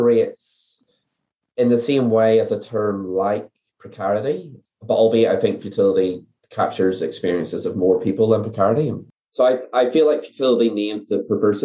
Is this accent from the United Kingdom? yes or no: yes; Northern Ireland, United Kingdom; moved away as an adult; also born or lived in New Zealand; now in Dunedin, New Zealand; So I am originally from Northern Ireland. I came out to New Zealand to do my PhD in 2012. I've been based here ever since